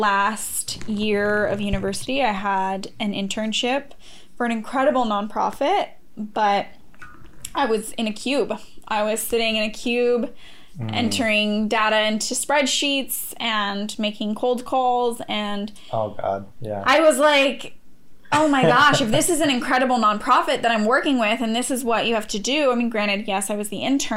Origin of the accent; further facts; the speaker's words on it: Montana, United States; I was born and raised in Montana